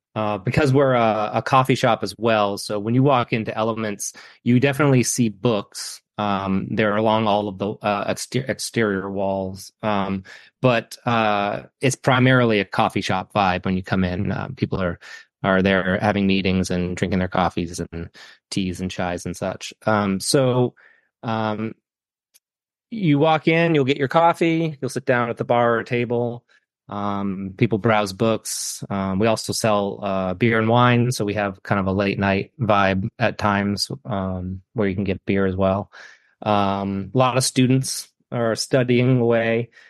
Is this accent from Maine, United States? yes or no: yes; Saco, Maine, United States; I grew up in Saco, which is the town next to Biddeford.